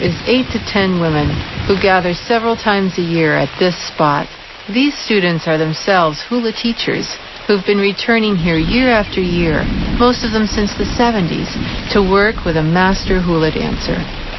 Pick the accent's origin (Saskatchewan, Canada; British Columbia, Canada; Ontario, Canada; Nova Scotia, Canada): Nova Scotia, Canada; also born or lived in Hawaii; My early years were spent growing up in Nova Scotia, where simply the fact of being Americans made us outsiders. As an adult, I ended up living in Hawaii for 9 years.